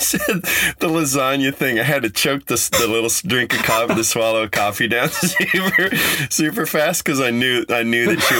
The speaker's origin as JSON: {"language": "English", "region": "Colorado", "country": "United States", "tie": "born or raised there", "said": "But growing up on the Front Range, I would listen and there's no accent. And then I moved to, you know, California, and I guess there's a drawl there. I've been told that I have a Californian accent"}